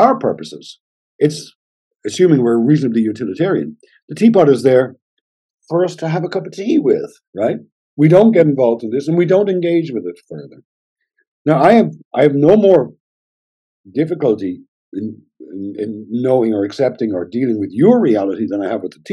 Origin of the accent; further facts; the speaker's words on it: Ireland; also born or lived in Germany; I'm Irish